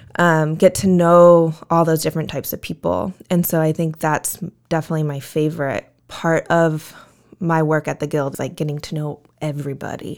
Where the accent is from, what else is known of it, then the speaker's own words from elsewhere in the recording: Vista, California, United States; born and raised in Vista